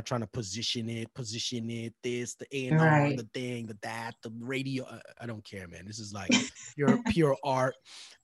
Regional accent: Edmonton, Alberta, Canada; I grew up in Edmonton, Alberta, Canada

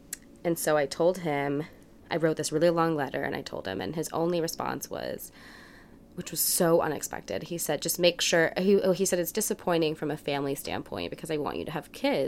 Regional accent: New Orleans, Louisiana, United States; born there; also born or lived in Dallas, Texas / Massachusetts; I was born in New Orleans, and I lived in Dallas, Texas for a while. I spent my high school years in Massachusetts at a boarding school

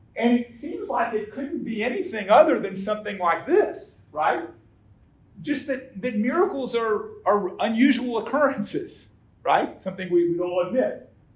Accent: Atlanta, Georgia, United States; now in St. Paul, United States; I, I, live in St. Paul, Minnesota, but I was born and raised in Atlanta, Georgia

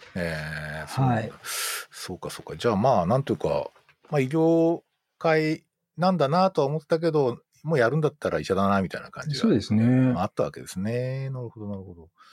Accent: Tokyo, Japan; moved away; 東京出身だし

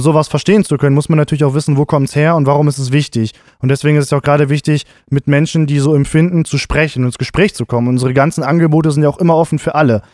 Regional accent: Gifhorn, Lower Saxony, Germany; also born or lived in Braunschweig; meine Heimatstadt

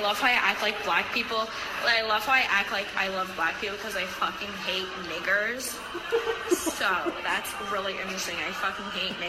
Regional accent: New Jersey, United States; now in Southern United States; I'm from New Jersey.

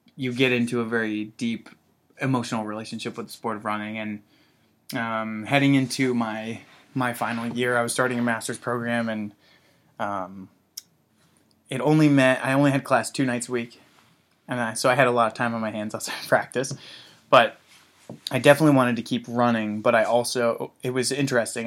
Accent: Zionsville, Indiana, United States; moved away as an adult; I grew up in Indianapolis, Indiana

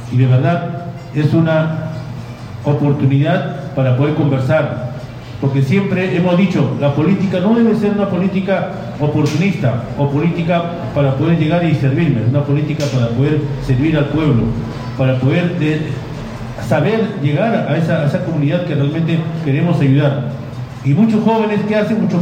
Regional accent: Parcona, Ica, Peru; vengo yo de Parcona

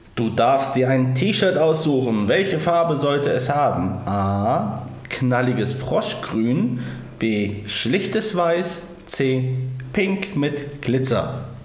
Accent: Thuringia, Germany; ich komme aus Döringen

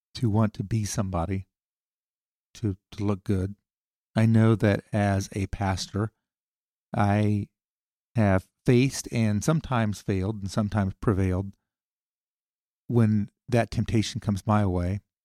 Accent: the North, Northern United States, United States; we Northerners

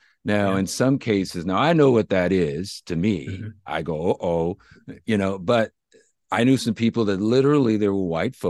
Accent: Los Angeles, California, United States; moved away; I grew up in Los Angeles. So the Watts riots were about 20 miles from my house.

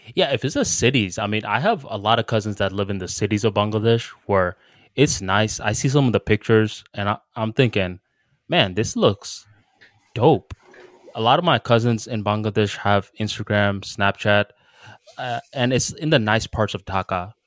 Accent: United States; I'm from America

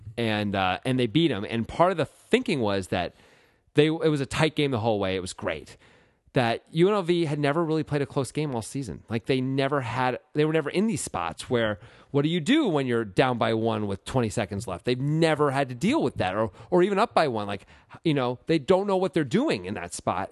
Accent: Connecticut, United States; I grew up in Connecticut

